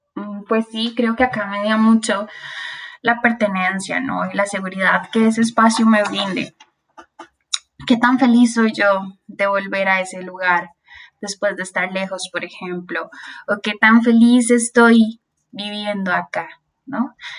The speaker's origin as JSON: {"language": "Spanish", "town": "Tibás", "region": "San José", "country": "Costa Rica", "tie": "born or raised there", "said": "yo soy de Tivas ¿verdad? Tivas antes era frío, así con neblina, y ahora es un lugar súper caliente."}